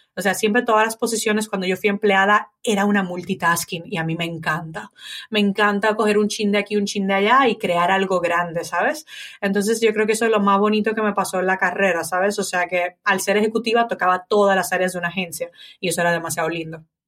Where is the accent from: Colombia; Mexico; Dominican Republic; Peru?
Dominican Republic; moved away as an adult; also born or lived in Italy; now in Spain; en República Dominicana cuando nos mudamos de Italia